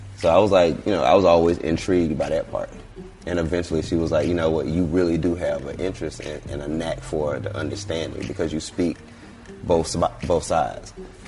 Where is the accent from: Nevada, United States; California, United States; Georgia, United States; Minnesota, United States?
Georgia, United States; Atlanta; Okay, yeah. I'm from Vine.